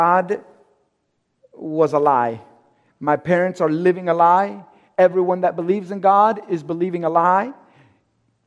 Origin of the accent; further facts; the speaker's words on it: Cuba; I'm Cuban. I'm from Cuba.